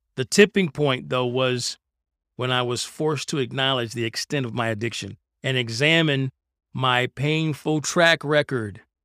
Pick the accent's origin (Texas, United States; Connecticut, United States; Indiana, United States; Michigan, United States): Michigan, United States; Detroit; I grew up in Detroit, and growing up in Detroit in the nineteen eighties, it was a lawless place.